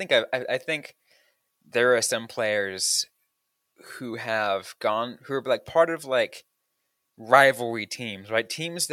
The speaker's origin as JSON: {"language": "English", "town": "San Jose", "region": "California", "country": "United States", "tie": "born or raised there", "said": "my hometown, my childhood team in San Jose Sharks"}